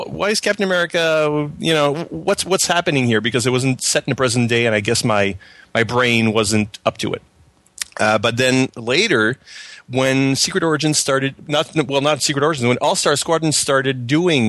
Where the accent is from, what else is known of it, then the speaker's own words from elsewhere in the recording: Canada; accent: French Canadian; English is a second language; as you can tell by my strange accent, I'm a French Canadian